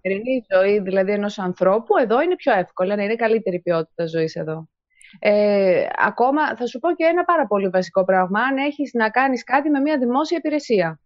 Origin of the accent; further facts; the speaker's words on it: Greece; moved away as an adult; now in Italy; είμαι Ελληνίδα